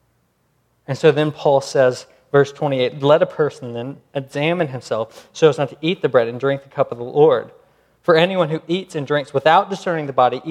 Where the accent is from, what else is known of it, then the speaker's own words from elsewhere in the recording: United States; I'm American